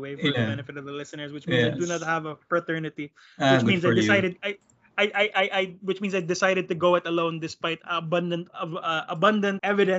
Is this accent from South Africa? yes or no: no; Philippines; I feel that acutely as a Filipino, especially like, say, for example, me as a lawyer here, right? I came from one of the top universities in Manila, right?